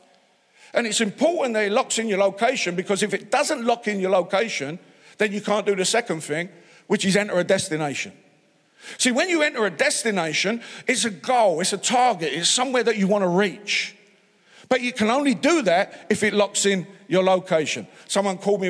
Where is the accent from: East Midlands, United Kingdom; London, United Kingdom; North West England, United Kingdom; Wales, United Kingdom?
London, United Kingdom; I'm from London